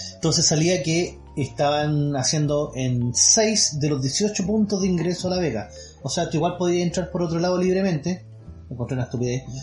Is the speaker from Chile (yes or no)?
yes; Chile; como buen chileno